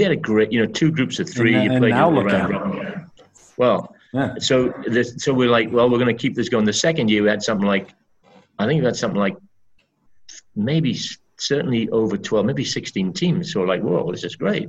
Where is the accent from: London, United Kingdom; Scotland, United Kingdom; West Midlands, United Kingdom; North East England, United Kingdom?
North East England, United Kingdom; Berwick-upon-Tweed; moved away as an adult; also born or lived in Birmingham; my hometown of Berwick